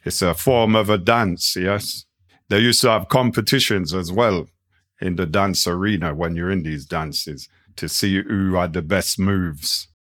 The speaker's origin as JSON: {"language": "English", "town": "Nottingham", "region": "East Midlands", "country": "United Kingdom", "said": "we came from Nottingham."}